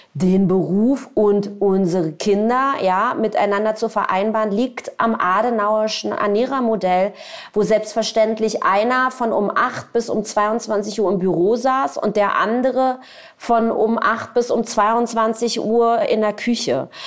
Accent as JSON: {"language": "German", "region": "Berlin", "country": "Germany", "also_born_or_lived": "Tel Aviv", "said": "ich komme aus Berlin"}